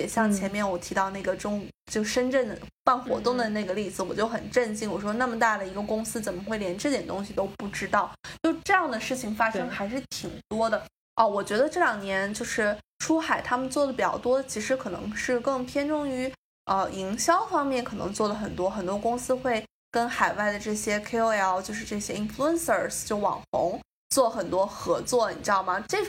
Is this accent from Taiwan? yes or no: no; China; now in New York, United States; 因为在海外，你作为一个中国人做公关，真的是天时地利人和可能一样都占不到的那。种，比如说像我在纽约